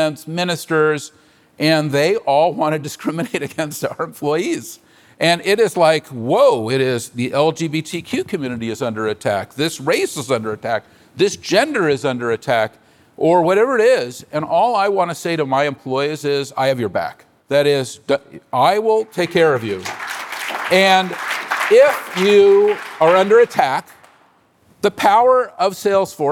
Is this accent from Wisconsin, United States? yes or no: no; San Francisco, California, United States; I'm a native San Franciscan. I was born on Divisadero Street